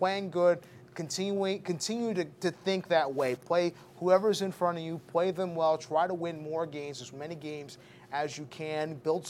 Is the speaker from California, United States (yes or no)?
no; New York, United States; I grew up in New York